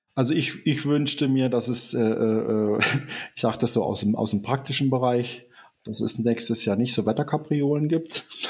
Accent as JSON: {"language": "German", "region": "Southern Germany", "country": "Germany", "moved": "yes", "lives_now": "Eifel, Germany", "said": "ich bin ja eigentlich auch hier zuge zugereist, man hört das vielleicht so ein bisschen raus. Ich komme aus Süddeutschland"}